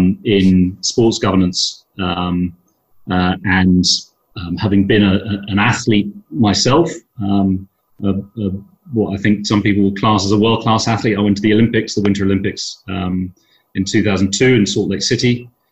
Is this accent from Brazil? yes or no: no; Dublin, Leinster, Ireland; born there; Now, a little bit about my background. I was born in Dublin, but I'm a multinational. I'm a British, Irish, Swiss passport holder.